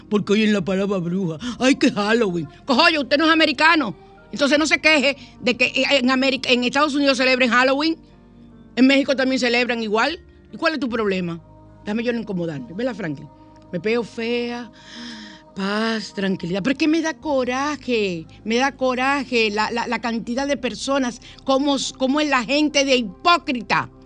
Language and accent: Spanish; San Cristóbal, Dominican Republic; en mi pueblo, en San Cristóbal